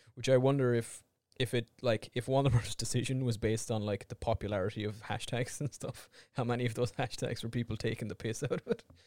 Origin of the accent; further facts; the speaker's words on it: Ireland; we're Irish